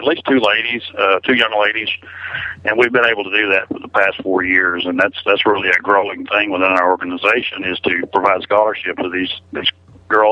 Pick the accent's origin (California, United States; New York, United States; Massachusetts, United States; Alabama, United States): Alabama, United States; now in Texas, United States; I was born in Alabama